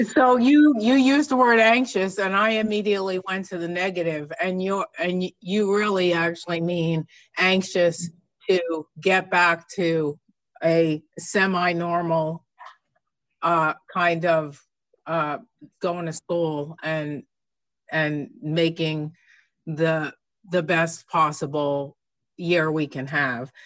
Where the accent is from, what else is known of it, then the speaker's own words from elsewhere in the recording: New York, United States; moved away; growing up in New York, uh, unfortunately for a young kid, my district was the last district to, to close